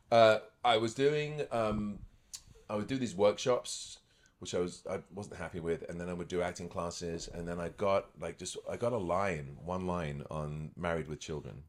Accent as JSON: {"language": "English", "country": "United Kingdom", "tie": "born or raised there", "also_born_or_lived": "Scotland / Los Angeles", "moved": "as an adult", "lives_now": "Toronto, Canada", "said": "I was born in Scotland, grew up near London"}